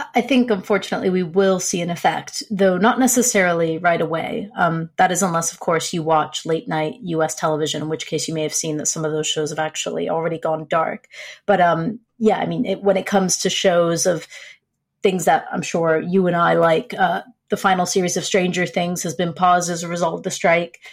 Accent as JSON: {"language": "English", "country": "United States", "said": "saying this as an American"}